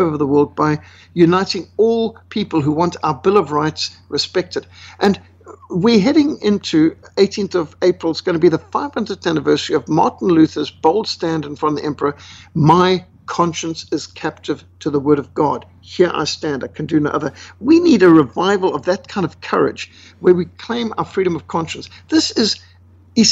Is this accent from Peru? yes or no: no; Zimbabwe; I was brought up in Rhodesia in Africa